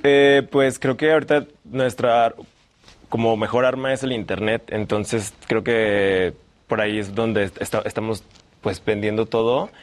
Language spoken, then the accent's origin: Spanish; Guanajuato, Mexico; now in Mexico City, Mexico; soy de Guanajuato